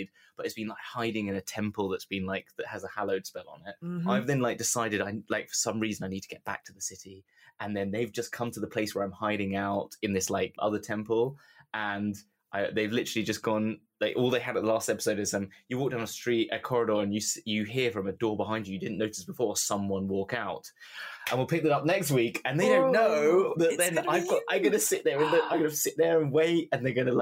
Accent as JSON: {"language": "English", "country": "United Kingdom", "said": "We're British"}